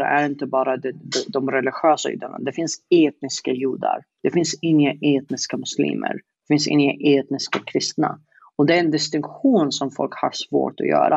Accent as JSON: {"language": "Swedish", "country": "Yemen", "tie": "born or raised there", "second_language": "Swedish", "moved": "as an adult", "lives_now": "Sweden", "said": "sitta i Yemen i 20 år"}